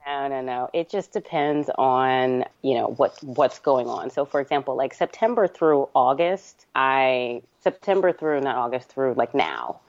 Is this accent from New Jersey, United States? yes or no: yes; New Jersey, United States; also born or lived in New York; We moved from New York to New Jersey when I was like in the second grade